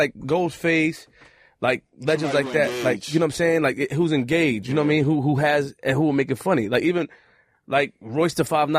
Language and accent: English; New York City, New York, United States; I'm from Queens, nigga.